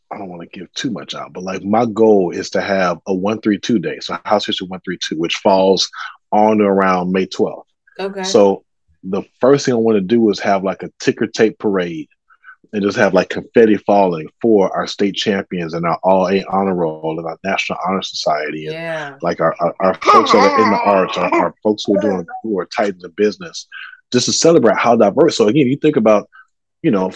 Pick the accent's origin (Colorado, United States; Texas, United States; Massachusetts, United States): Texas, United States; Cypress; I grew up in Cypress